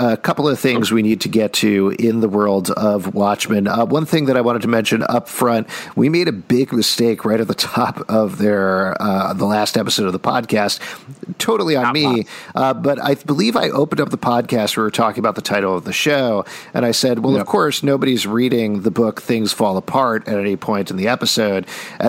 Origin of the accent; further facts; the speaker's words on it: Houston, Texas, United States; the first Vietnamese phrase that non-Vietnamese kids learned on the playground when I was growing up in Houston